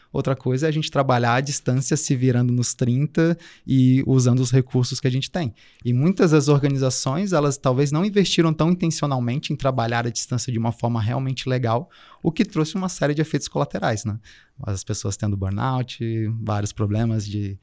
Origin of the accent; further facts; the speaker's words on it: Brasília, Federal District, Brazil; moved away as an adult; now in Florianópolis, Brazil; Eu, eu vim de Brasília, né? Estou passando um tempo em Floripa agora, mas eu sou originalmente de Brasília